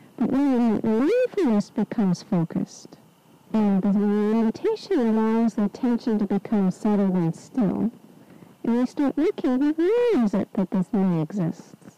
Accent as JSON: {"language": "English", "region": "Southern California", "country": "United States", "tie": "born or raised there", "also_born_or_lived": "England", "moved": "yes", "said": "I was born in Southern California, which is a desert"}